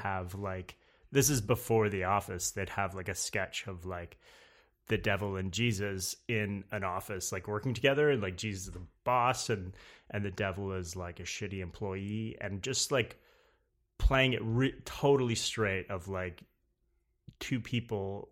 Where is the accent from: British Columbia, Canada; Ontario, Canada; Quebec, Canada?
Ontario, Canada; Napanee; moved away as an adult; now in New York, United States; I'm from Canada, around, uh, between Toronto and Montreal, a place called